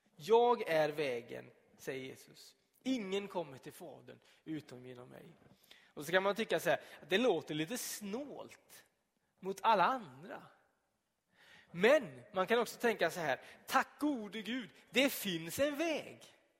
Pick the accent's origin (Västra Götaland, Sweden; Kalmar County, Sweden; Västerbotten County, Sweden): Västra Götaland, Sweden; Donsö; moved away; när jag bodde hemma på Donsö